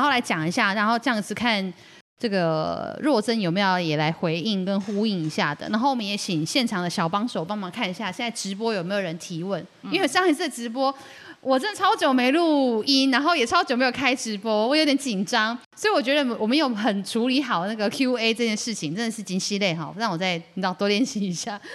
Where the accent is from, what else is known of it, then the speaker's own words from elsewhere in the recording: Luodong, Yilan County, Taiwan; 从小在罗龙长大，我们也都会来开源市场买菜